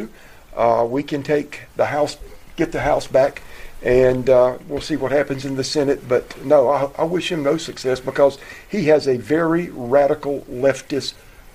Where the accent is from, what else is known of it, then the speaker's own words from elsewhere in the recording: South Carolina, United States; It's not Nikki Haley that was the governor from my home state of South Carolina.